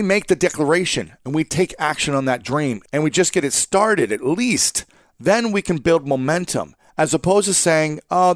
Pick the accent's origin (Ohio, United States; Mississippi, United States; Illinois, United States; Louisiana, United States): Ohio, United States; Columbus; moved away; my hometown in Columbus, Ohio, which is a different city from where I'm living right now